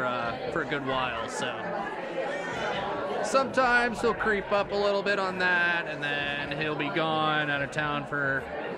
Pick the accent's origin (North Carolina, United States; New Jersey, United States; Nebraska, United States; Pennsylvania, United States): Nebraska, United States; Holdrege; moved away as an adult; now in Lincoln, United States; I'm from Holdridge, Nebraska originally.